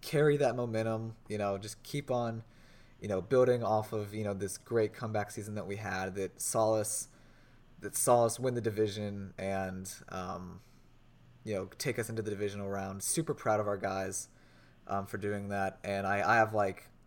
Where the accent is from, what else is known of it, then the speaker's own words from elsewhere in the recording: Indianapolis, Indiana, United States; I grew up in Indianapolis, grew up in the Peyton Manning era